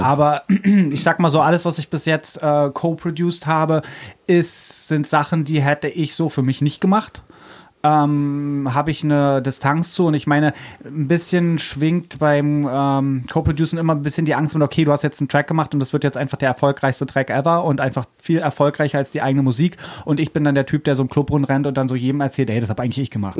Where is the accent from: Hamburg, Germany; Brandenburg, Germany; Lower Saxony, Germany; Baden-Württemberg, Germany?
Brandenburg, Germany; moved away as an adult; now in Berlin, Germany; ich bin aus Brandenburg eigentlich und bin 99